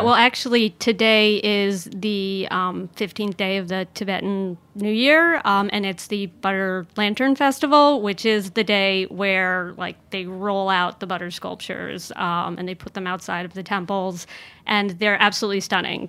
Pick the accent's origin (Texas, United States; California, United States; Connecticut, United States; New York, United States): Connecticut, United States; small town outside of Hartford; I grew up in a small town outside of Hartford